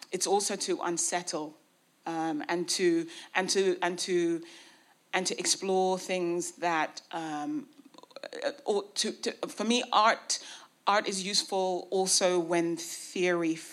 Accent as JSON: {"language": "English", "country": "United Kingdom", "tie": "born or raised there", "said": "I was trained in Britain, you know, I was brought up in Britain, I went to British schools, I have had a colonial education"}